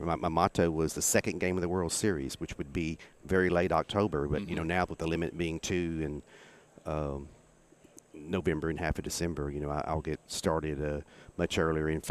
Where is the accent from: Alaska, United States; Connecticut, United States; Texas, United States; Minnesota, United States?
Texas, United States; East; I grew up in East Texas